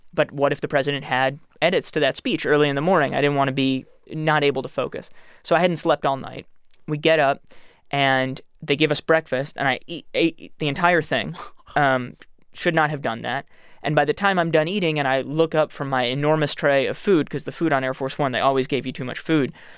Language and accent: English; New York City, New York, United States; I'm from New York City